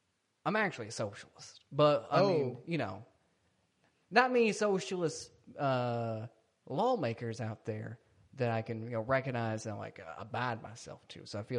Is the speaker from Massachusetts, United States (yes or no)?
yes; Boston, Massachusetts, United States; But keep, I'm from Boston.